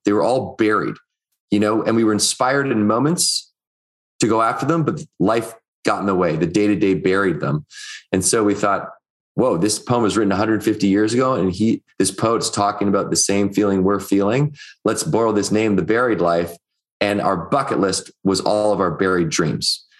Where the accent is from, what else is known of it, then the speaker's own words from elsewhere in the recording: Victoria, British Columbia, Canada; I was growing up in Victoria, British Columbia, which is on Vancouver Island